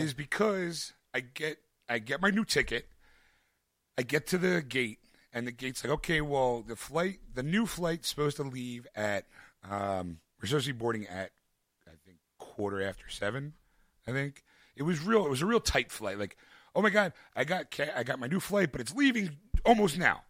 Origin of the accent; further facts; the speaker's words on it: Philadelphia, Pennsylvania, United States; I'm a Philadelphian in Dallas